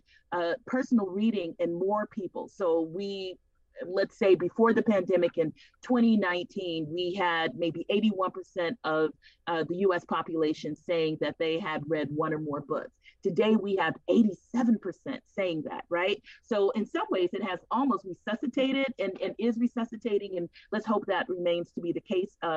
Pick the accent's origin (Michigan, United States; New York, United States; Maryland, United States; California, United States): California, United States; Los Angeles; moved away; also born or lived in Seattle; I was born and raised in the Watts area of Los Angeles, of the city of Los Angeles.